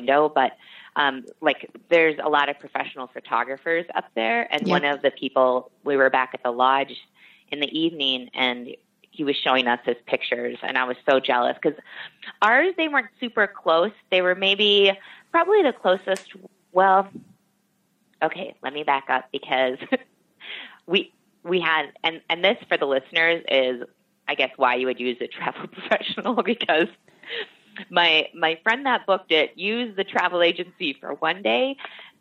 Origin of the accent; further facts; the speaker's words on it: Minnesota, United States; I'm from Minnesota and born and bred